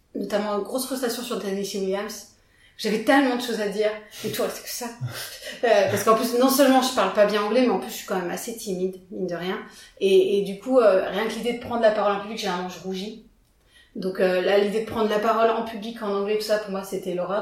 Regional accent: Villefranche-sur-Saône, Auvergne-Rhône-Alpes, France; also born or lived in Lyon; je viens de Villefranche-sur-Saône, petite bourgade, euh, ma foi fort sympathique

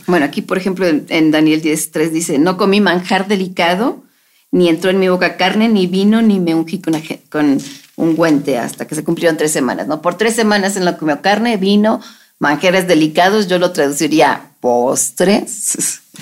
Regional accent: Mexico

